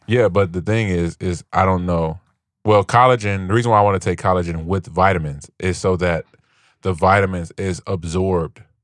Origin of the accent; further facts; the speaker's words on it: Gary, Indiana, United States; I grew up I was in Gary